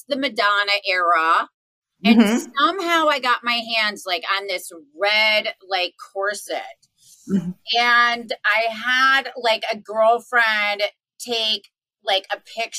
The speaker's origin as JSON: {"language": "English", "region": "Wisconsin", "country": "United States", "tie": "born or raised there", "also_born_or_lived": "New York", "moved": "yes", "lives_now": "Las Vegas, United States", "said": "I'm from Wisconsin"}